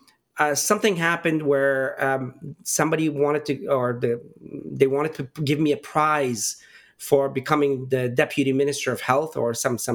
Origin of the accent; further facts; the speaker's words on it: Pittsburgh, Pennsylvania, United States; I grew up in Pittsburgh for the most part.